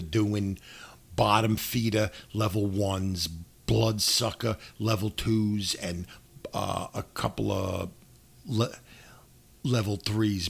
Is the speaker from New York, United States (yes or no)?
yes; New York City, New York, United States; I'm from New York City